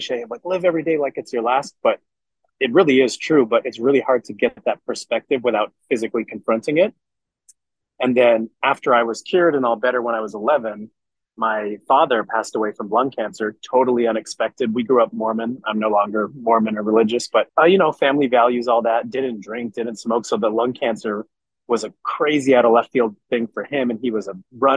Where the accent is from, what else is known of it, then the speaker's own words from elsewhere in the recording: Montreal, Quebec, Canada; growing up in Montreal, Canada. And so, yeah, I definitely play hockey and speak French